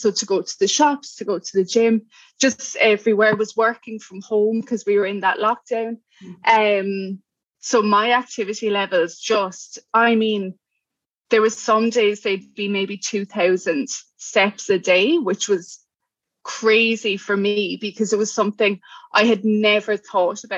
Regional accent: Cork, Munster, Ireland; accent: Irish; moved away as an adult; now in Brisbane, Australia; I'm from Cork, Ireland, and I'm in Brisbane at the moment, Brisbane, Queensland.

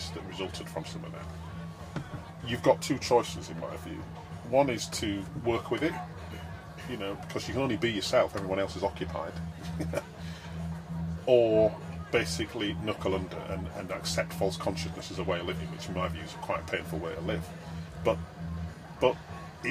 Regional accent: Wakefield, Yorkshire and the Humber, United Kingdom; now in London, United Kingdom; I just remember growing up in Wakefield

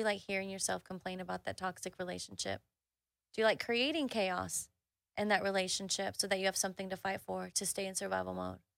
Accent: Houston, Texas, United States; I grew up in the Southwest side of Houston

